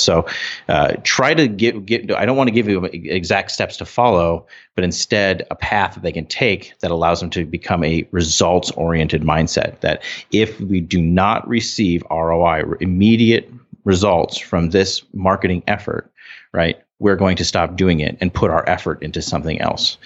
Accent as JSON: {"language": "English", "region": "North Dakota", "country": "United States", "said": "We're from North Dakota"}